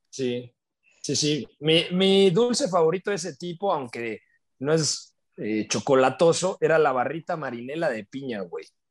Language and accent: Spanish; Mexico; soy mexicano